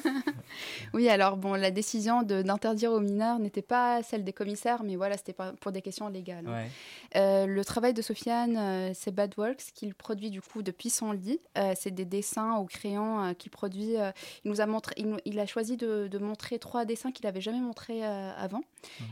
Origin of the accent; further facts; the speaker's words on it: Tunisia; Moi, je suis tunisienne